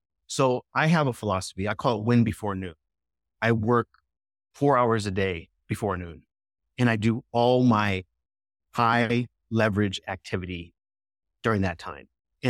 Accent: Scottsdale, Arizona, United States; hey, I'm from Scottsdale. We're automatically kindred spirits. So always start local, number one.

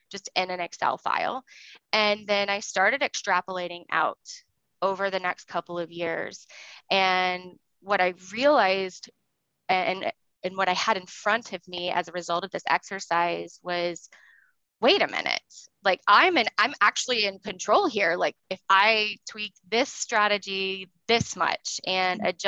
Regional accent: the South, United States; Socially, I grew up in the South and I just assumed I was going to get married

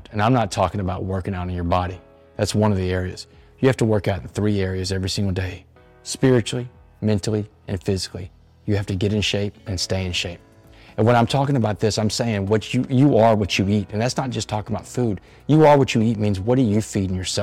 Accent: Port Arthur, Texas, United States; I'm from Port Arthur, Texas, which is a town right next to it.

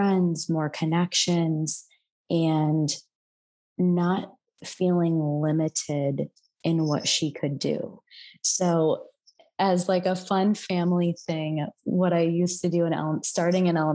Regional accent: Midwest, United States; now in San Francisco Bay Area, United States; And I grew up in the Midwest

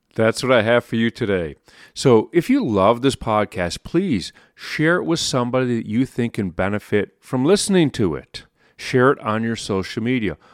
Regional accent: Chicago, Illinois, United States; I'm from Chicago

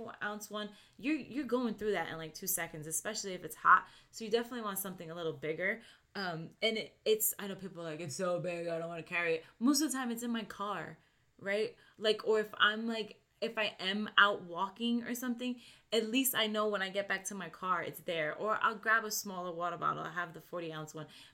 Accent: New York, United States; I grew up in New York

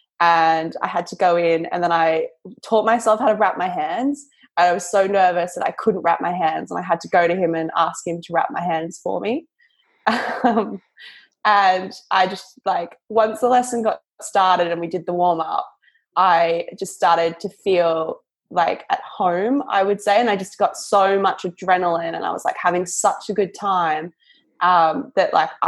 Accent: Victoria, Australia; moved away as an adult; now in London, United Kingdom; I grew up in a small country town about an hour outside of Melbourne

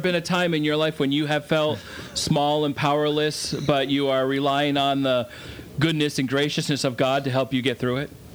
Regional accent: Vermont, United States; Growing up in Vermont, I never saw or realized how big the world was in comparison

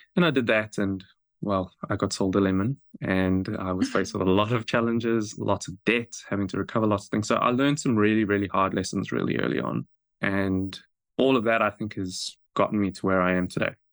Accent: South Africa; moved away as an adult; now in New Zealand; I grew up in South Africa

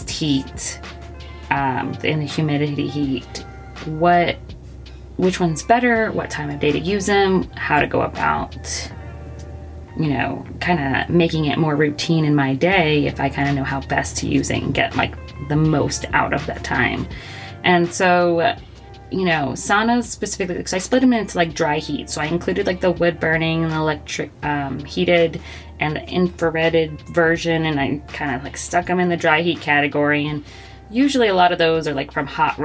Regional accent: Florida, United States; moved away; I grew up in Florida

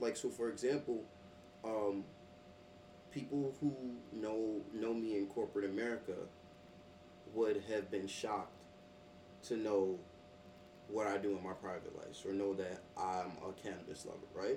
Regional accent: New York City, New York, United States; growing up in Brooklyn

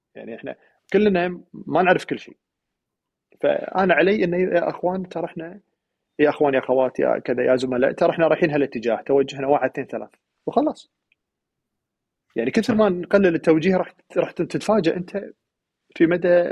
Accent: Kuwait; انا القائد ككويتي برا

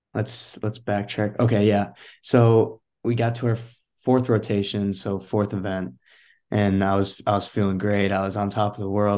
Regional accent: Chicago suburbs, Illinois, United States; I'm originally from Chicago suburbs, neighborhood Illinois.

